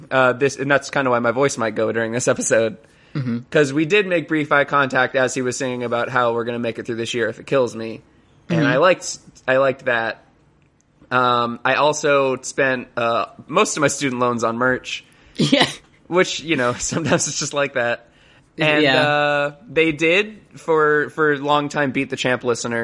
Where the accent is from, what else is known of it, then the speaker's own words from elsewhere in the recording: Ocala, Florida, United States; my hometown of Ocala